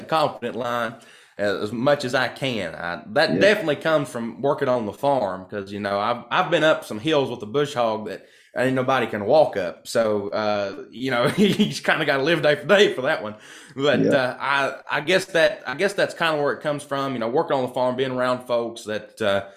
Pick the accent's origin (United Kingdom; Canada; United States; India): United States; Kentucky; I'm from Kentucky